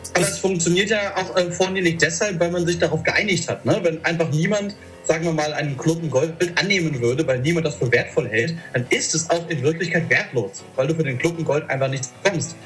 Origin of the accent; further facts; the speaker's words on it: Germany; moved away as an adult; now in Thessaloniki, Greece; du als Deutscher